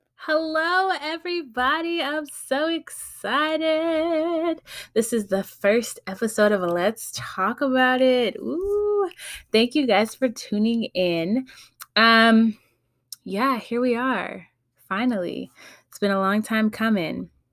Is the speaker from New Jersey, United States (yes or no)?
no; Los Angeles, California, United States; also born or lived in Texas; I was born and raised in the Valley, San Fernali, San Fernando Valley, that is, L A County